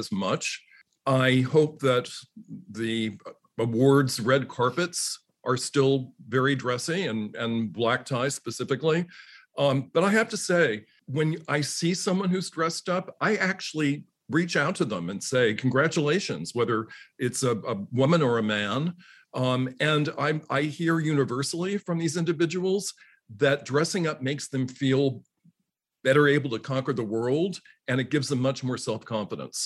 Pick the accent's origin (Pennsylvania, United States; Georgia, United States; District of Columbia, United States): District of Columbia, United States; Washington; growing up in Washington, D.C., it's hardly a fashion capital.